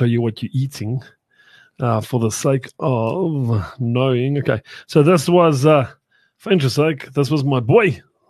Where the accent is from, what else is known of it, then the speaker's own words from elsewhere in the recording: South Africa; we're still South African, my friend.